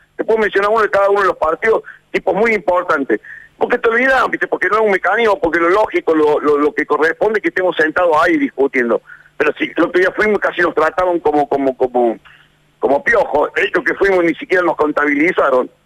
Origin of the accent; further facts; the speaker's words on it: Argentina; somos los argentinos